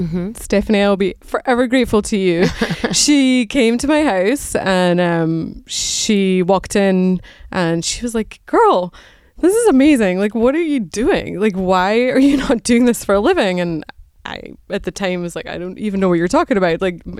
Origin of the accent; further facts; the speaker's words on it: Scotland, United Kingdom; moved away as an adult; now in United States; So I grew up in Scotland, and I went to the University of Edinburgh and did nursing as my graduate degree, and moved to the States in the late 90s, and got married to an American